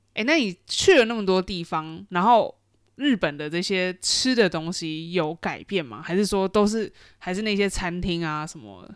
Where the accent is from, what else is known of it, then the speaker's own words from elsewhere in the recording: Taiwan; now in Shanghai, China; 身为台湾人